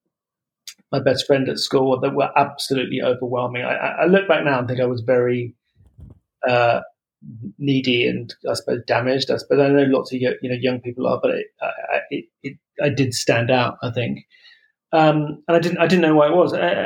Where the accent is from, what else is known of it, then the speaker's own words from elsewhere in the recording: Croydon, London, United Kingdom; I was born in South London and kind of grew up near Croydon